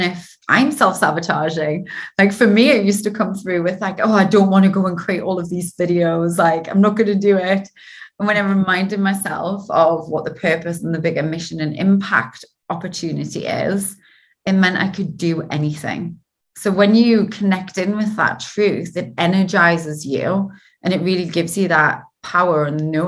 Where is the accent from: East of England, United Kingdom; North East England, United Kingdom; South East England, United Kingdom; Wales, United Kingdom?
North East England, United Kingdom; Geordie; accent: Geordie; my dodgy Geordie accent.